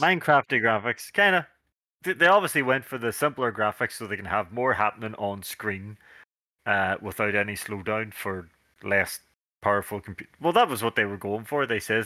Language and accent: English; Northern Ireland, United Kingdom; we're dudes from Northern Ireland